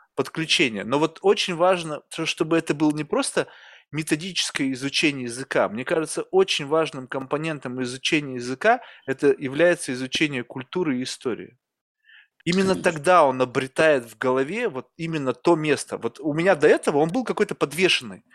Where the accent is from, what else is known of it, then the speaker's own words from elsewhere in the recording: Russia; now in United States; я же родился в России